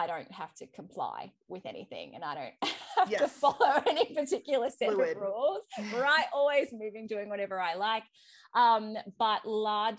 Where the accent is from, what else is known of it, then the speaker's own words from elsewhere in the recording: Australia; accent: Australian; If you haven't picked it up from my accent, I am Australian.